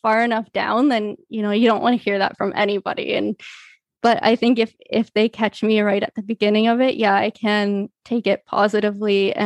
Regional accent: Canada; I've spent as much time growing up as possible kind of surrounded by the Latin community here in Canada.

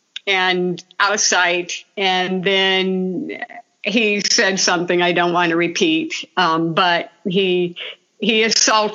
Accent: Portage Lakes, Ohio, United States; moved away as an adult; also born or lived in California; I was, Portage Lakes, Ohio, out on Canova Parnell Drive, just out in the rural area, surrounded by lakes. It was a beautiful place to grow up

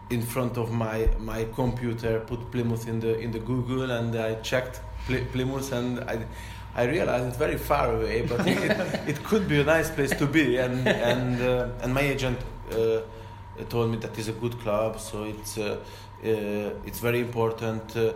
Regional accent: Porto, Porto District, Portugal; English is a second language; Because I come from Porto

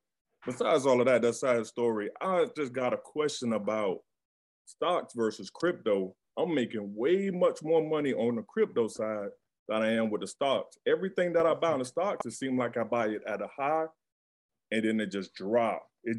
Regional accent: Miami, Florida, United States; now in Tampa, United States; I'm from Miami, but I live in Tampa.

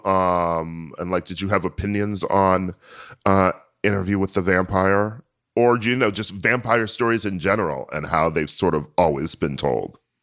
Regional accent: United States; I'm American

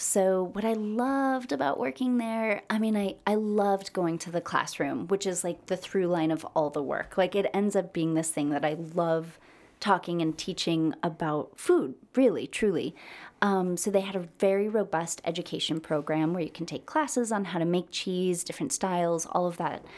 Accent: United States; I'm American.

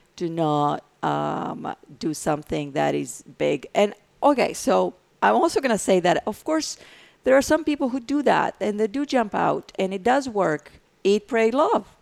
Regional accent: Greece; English is a second language; now in United States; I have an accent, so I'm from Greece, and then I had a green card for many, many years

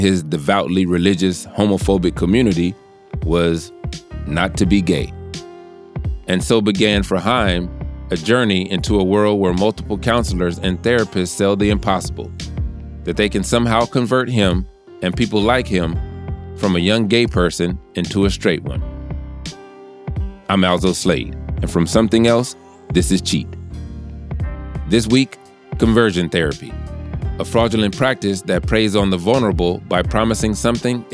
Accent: the South, United States; I'm from the South. I grew up in the church

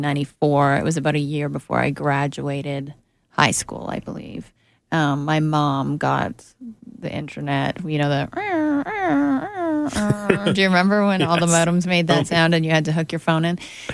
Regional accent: Canada; moved away as an adult; now in Los Angeles, United States; So actually becoming a writer in the States was I knew realistically not an opportunity that I had as a Canadian unless I broke through somehow.

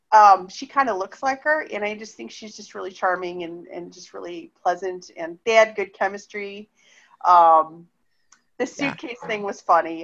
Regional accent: Cleveland, Ohio, United States; moved away; I grew up in Cleveland.

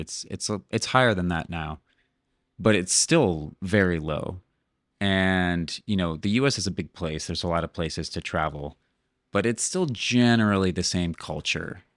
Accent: Cleveland, Ohio, United States; moved away as an adult; also born or lived in Montana / Seattle; now in Playa del Carmen, Mexico; I was born in Cleveland, Ohio

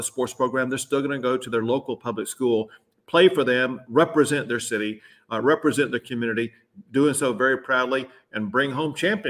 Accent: Duncanville, Texas, United States; I grew up in Duncanville, which is a Dallas suburb.

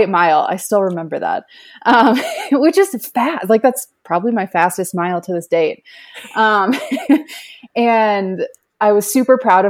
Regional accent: Minnesota, United States; moved away; I'm from Minnesota originally

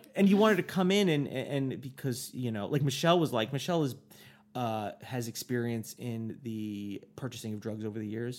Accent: United States; me as an American, I'd be like, "I'm an American

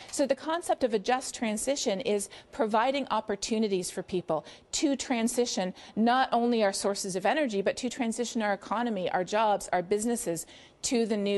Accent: Canada; Well, in the U.S., and sadly increasingly here in our own country as well

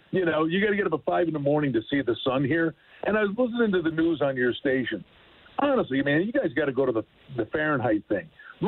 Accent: Buffalo, New York, United States; now in Las Vegas, United States; when you live here, and I'm from Buffalo and I whine, I'm all dressed up.

